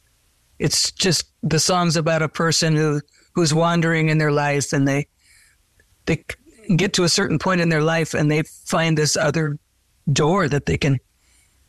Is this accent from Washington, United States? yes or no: yes; Seattle, Washington, United States; Seattle is my hometown